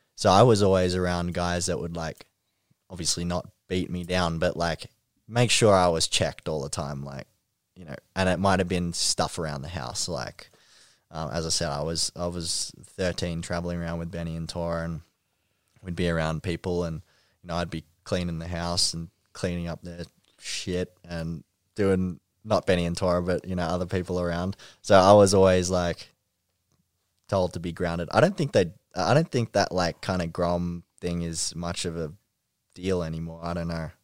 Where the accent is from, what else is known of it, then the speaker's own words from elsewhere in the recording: Ringwood, Victoria, Australia; Ringwood, um, near my hometown